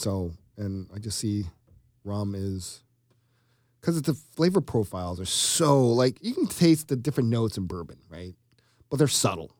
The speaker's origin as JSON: {"language": "English", "region": "Georgia", "country": "United States", "moved": "yes", "said": "I'm from Georgia"}